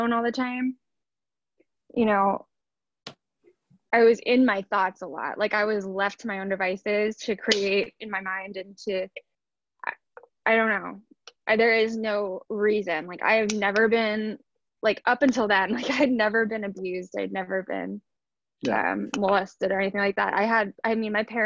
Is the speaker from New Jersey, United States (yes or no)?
yes; Southern New Jersey, United States; I grew up in Southern New Jersey